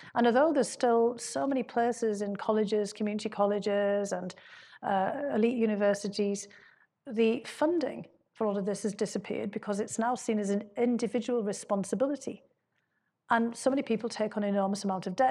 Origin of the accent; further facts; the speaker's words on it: County Durham, North East England, United Kingdom; moved away as an adult; now in United States; my hometown